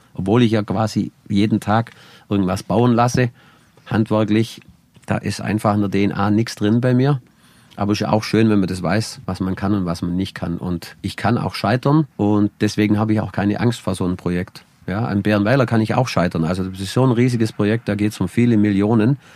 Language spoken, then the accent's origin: German; Allgäu, Germany; bei uns im Allgäu